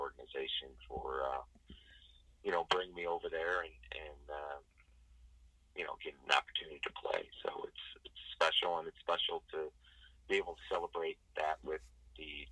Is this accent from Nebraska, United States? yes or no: no; St. Louis, Missouri, United States; my hometown that I grew up